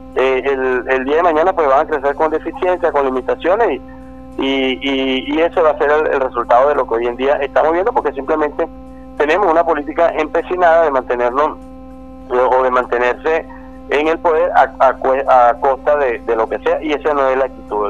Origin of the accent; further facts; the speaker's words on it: Venezuela; como venezolanos